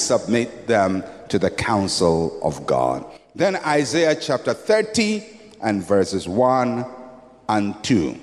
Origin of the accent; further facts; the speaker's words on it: Ghana; I'm a Ghanaian.